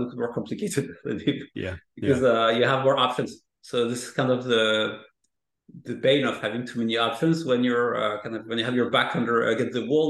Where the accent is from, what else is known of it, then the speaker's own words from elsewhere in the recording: France; moved away; I'm coming from France